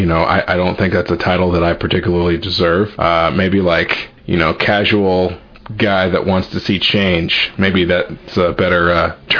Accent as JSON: {"language": "English", "area": "San Francisco Bay Area", "region": "California", "country": "United States", "tie": "born or raised there", "moved": "yes", "lives_now": "Kentucky, United States", "said": "I'm originally from the San Francisco Bay Area, and my mom is originally from Adair County, but here in Kentucky, but I'm from the Bay Area, and she worked in city government for like 32 years"}